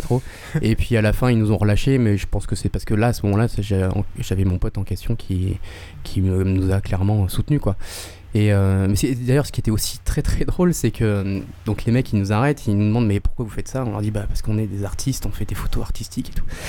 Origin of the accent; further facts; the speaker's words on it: Avignon, Provence-Alpes-Côte d'Azur, France; moved away; also born or lived in Paris; à la base, je suis d'Avignon